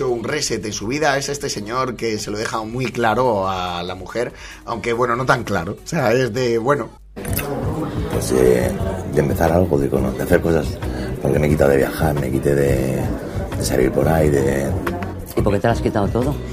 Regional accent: Torrevieja, Valencian Community, Spain; Yo soy de Torrevieja, en Alicante.

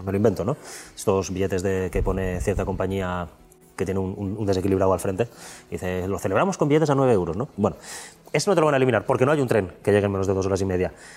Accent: Alcoy, Valencian Community, Spain; yo soy de Alcoy

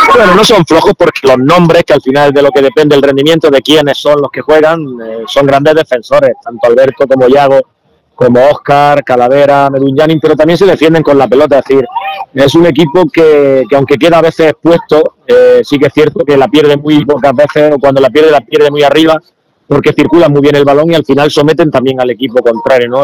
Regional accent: Granada, Andalusia, Spain; soy de Granada

